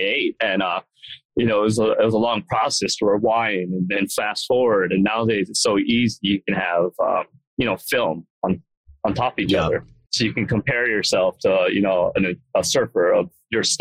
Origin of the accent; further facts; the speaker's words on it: Hawaii, United States; moved away; I grew up in Hawaii